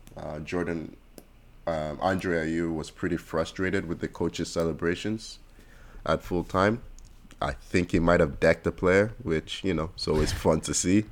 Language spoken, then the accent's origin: English; Nigeria; everywhere I go, I say I'm Nigerian